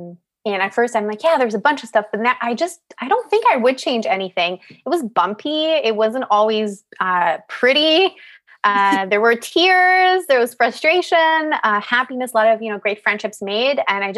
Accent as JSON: {"language": "English", "town": "Montreal", "region": "Quebec", "country": "Canada", "said": "Like, I'm from Montreal. Like, why did I want to go to Bay Street?"}